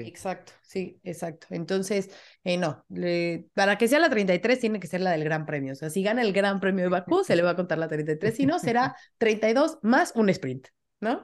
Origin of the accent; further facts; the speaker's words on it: Mexico; de México